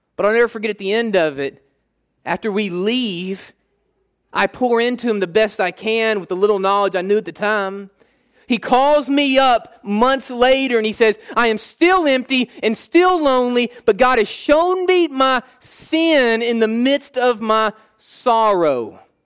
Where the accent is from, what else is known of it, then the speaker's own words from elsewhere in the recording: United States; We like being American